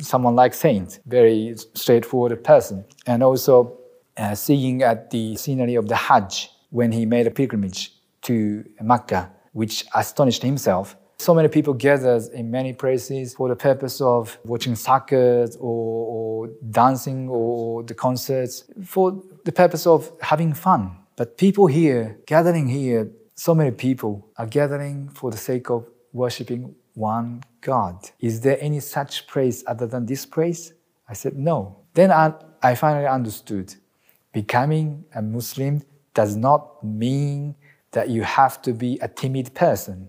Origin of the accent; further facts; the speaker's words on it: Aichi, Japan; moved away as an adult; also born or lived in Melbourne, Australia; now in Chiba, Japan; I'm from Japan, originally from Aichi, which is the middle of Japan, and currently living in Chiba next to Tokyo